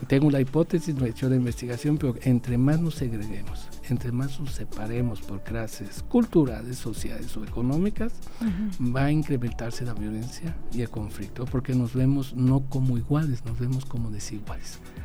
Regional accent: Aguascalientes, Mexico; Aguascalientes en los años 70, quienes vivíamos en ese entonces

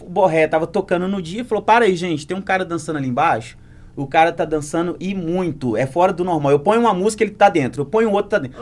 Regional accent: Muriaé, Minas Gerais, Brazil; Eu sou cria de Santa Terezinha com Marambaia

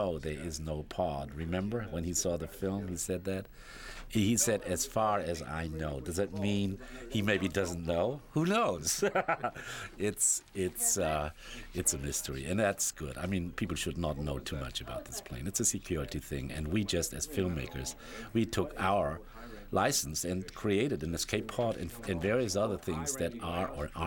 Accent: Germany; moved away; I'm from Germany originally

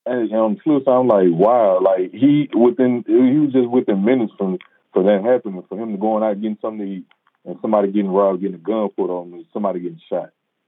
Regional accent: Mississippi, United States; now in Houston, United States; we're from Mississippi, but if anybody's stayed in other places, like here in Houston where me and Jeremiah live

